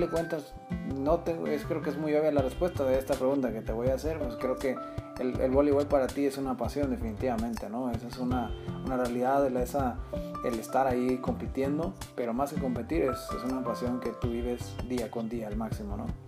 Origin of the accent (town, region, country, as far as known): Mexico